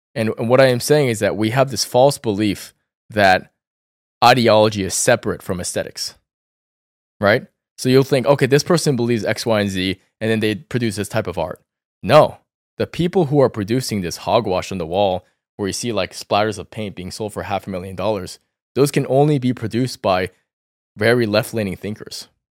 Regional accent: Northern Virginia, United States; also born or lived in New York City, United States; I grew up in Northern Virginia, and I was very close to D C

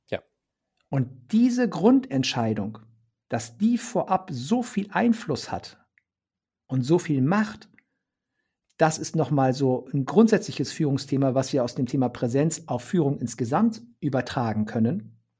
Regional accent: Bremen, Germany; ich sage es jetzt mal als Bremer, war es weder Fisch noch Fleisch.

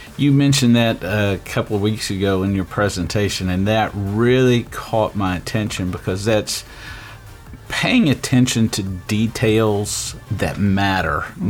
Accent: Waco, Texas, United States; moved away as an adult; I grew up also in Waco

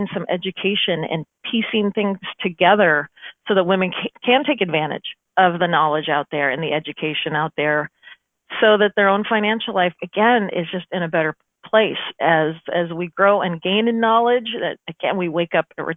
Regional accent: Omaha, Nebraska, United States; I'm from Omaha, Nebraska

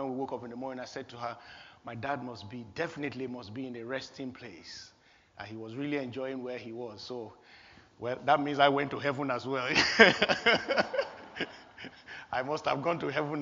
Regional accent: Nigeria; born or raised there; moved away

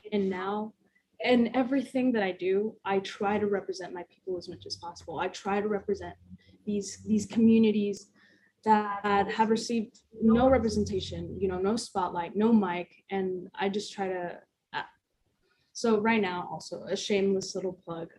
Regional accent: Las Vegas, Nevada, United States; moved away as an adult; I'm originally from Las Vegas

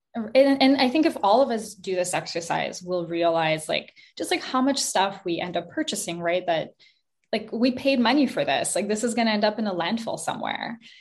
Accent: Montreal, Quebec, Canada; also born or lived in Kazakhstan; I moved to Montreal, Canada, when I was five years old with my mom. Uh, we moved from Kazakhstan

